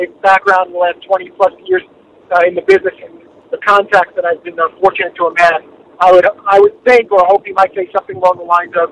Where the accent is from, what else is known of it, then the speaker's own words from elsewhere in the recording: New York City, New York, United States; growing up in Brooklyn